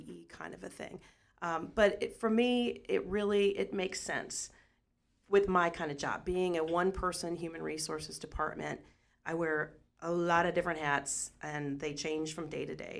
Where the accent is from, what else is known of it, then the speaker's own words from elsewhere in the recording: Washington, Missouri, United States; I grew up in Washington